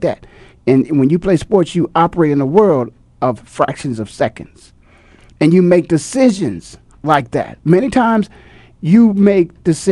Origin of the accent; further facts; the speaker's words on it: Midwest, United States; moved away; I'm from the Midwest